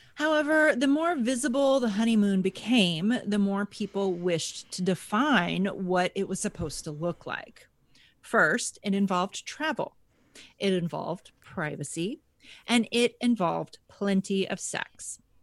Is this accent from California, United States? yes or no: no; Texas, United States; moved away as an adult; now in Buffalo, United States; I grew up, I grew up in Texas.